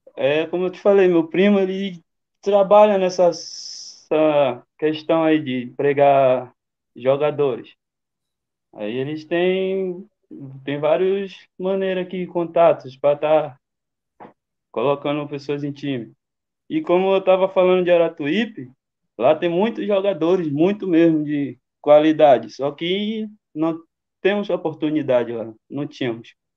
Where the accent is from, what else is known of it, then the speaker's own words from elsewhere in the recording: Bahia, Brazil; accent: baianês; moved away as an adult; also born or lived in São Paulo; a Bahia é quente demais, já né? saí do quente direto para o frio